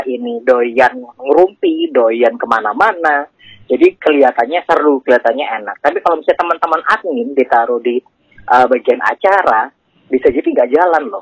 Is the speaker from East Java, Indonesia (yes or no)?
yes; Malang, East Java, Indonesia; pertama kali mungkin pada saat SMP atau SMA awal ya itu ada di anak kampung aku di Malang ya okay. Nah, di Malang uh, ada Karang Taruna